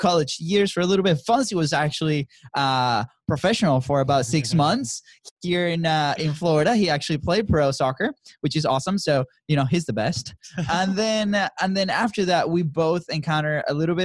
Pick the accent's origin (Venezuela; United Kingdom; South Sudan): Venezuela; moved away; we grew up in Venezuela. That's where we're from